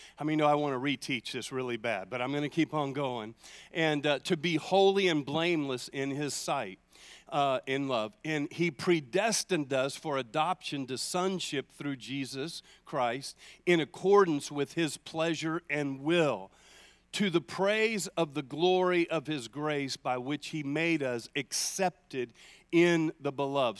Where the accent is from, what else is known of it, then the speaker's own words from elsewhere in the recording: United States; I'm an American